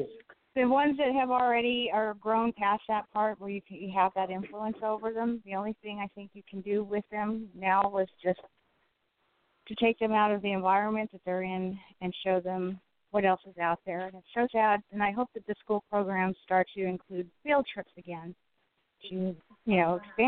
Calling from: Southern California, United States; I'm calling from Southern California.

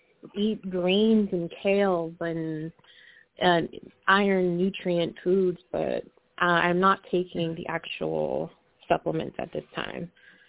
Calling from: the Bay, California, United States; I'm calling from the Bay, California.

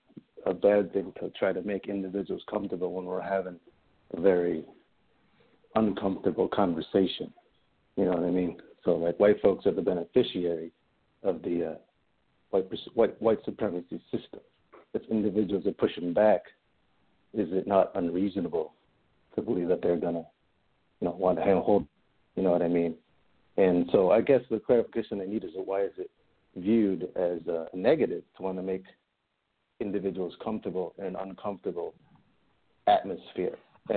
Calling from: Cleveland, Ohio, United States; I'm calling from the Cleveland area.

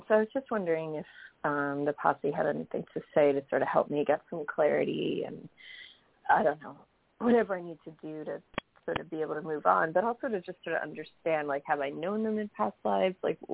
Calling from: New York, United States; from New York.

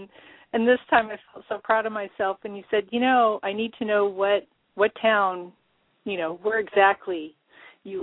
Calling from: Fall City, Washington, United States; I'm calling from Fall City, Washington. Actually, I live on a large farm, probably 10 minutes away from the small town of Fall City.

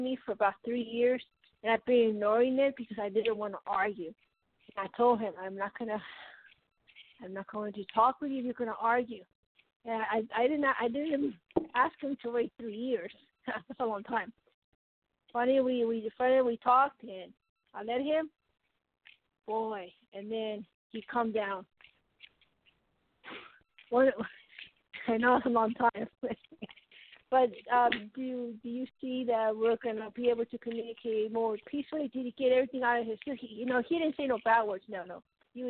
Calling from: Colorado, United States

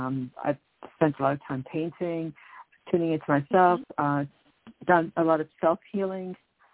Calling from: New York, United States; calling from New York.

